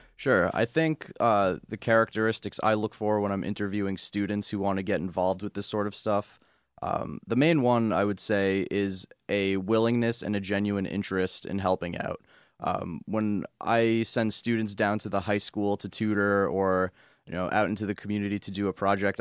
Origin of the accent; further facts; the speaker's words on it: Long Island, New York, United States; moved away as an adult; now in Binghamton, United States; I come from Long Island